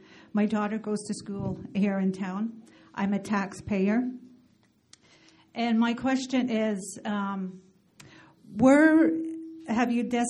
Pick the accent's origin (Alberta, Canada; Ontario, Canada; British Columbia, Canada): Alberta, Canada; Blood Reserve; now in Lethbridge, Canada; I'm from the Blood Reserve. I have bought a townhouse on the west side, very close to Chinook High.